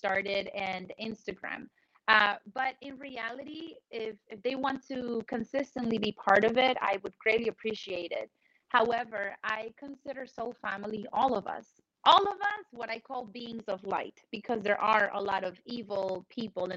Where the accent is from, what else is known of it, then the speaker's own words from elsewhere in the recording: Colombia; moved away; when I was in Colombia, I grew up in South America